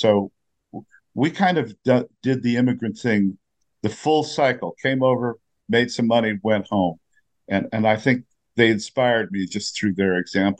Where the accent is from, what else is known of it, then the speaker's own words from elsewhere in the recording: San Diego, California, United States; So I remember reading as early as, certainly as four or five, as a boy growing up in San Diego, and she just turned me on to books.